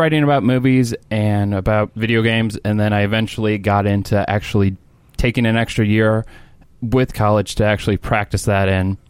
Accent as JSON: {"language": "English", "town": "St. Louis", "region": "Missouri", "country": "United States", "said": "I am an animator from St. Louis."}